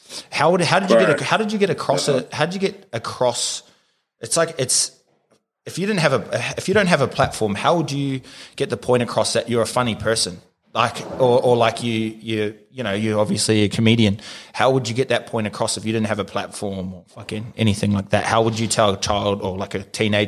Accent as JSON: {"language": "English", "country": "New Zealand", "tie": "born or raised there", "said": "growing up in New Zealand for myself, like going to Kings"}